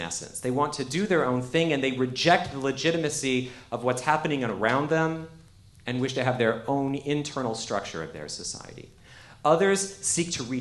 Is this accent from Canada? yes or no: yes; Canada; now in United States; I actually am an immigrant. I'm from Canada. I immigrated to the United States.